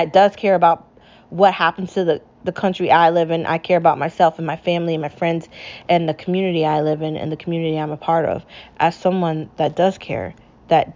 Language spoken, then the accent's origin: English; United States; also born or lived in Connecticut; As an American